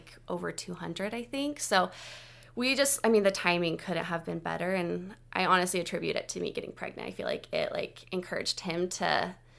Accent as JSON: {"language": "English", "region": "California", "country": "United States", "said": "I'm from California, and I was just like the stereotypical California girl"}